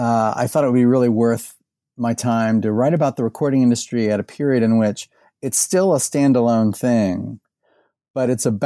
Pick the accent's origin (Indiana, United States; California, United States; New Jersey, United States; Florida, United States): Indiana, United States; Indianapolis; born or raised there; now in Louisville, United States